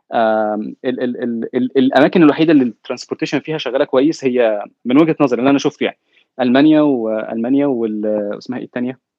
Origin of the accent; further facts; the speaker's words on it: Egypt; now in Silicon Valley, United States; كواحد جاي من مصر